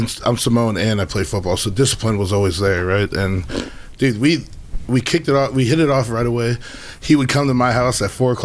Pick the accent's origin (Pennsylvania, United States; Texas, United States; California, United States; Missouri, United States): California, United States; Santa Ana; moved away as an adult; also born or lived in Westminster, California / Breckenridge, Colorado / Michigan; I grew up around here, not far from here, Santa mm-hmm. Ana, and I went to high school out there